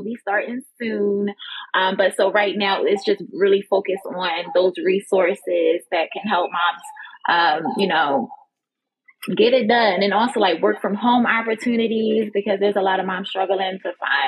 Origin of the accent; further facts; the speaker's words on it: Philadelphia, Pennsylvania, United States; now in Florida, United States; I'm originally from Philadelphia, but I currently reside here in Florida.